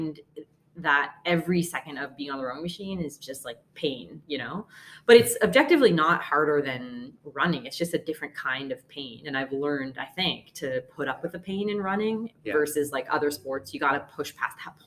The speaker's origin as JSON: {"language": "English", "town": "Halifax", "region": "Nova Scotia", "country": "Canada", "tie": "born or raised there", "also_born_or_lived": "Toronto", "moved": "yes", "said": "I'm from, well, Toronto originally, grew up mostly in Halifax."}